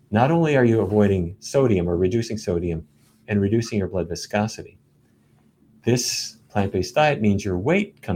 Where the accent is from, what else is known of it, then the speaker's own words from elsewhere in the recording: Fargo, North Dakota, United States; When I was a kid, growing up in Fargo